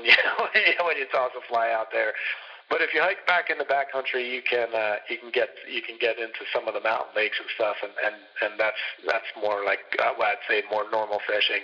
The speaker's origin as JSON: {"language": "English", "region": "New Jersey", "country": "United States", "tie": "born or raised there", "moved": "yes", "said": "I grew up in South Jersey"}